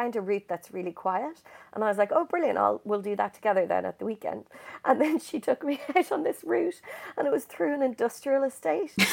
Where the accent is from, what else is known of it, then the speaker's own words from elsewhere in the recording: Dublin, Leinster, Ireland; now in London, United Kingdom; I'm from Dublin, which is on the coast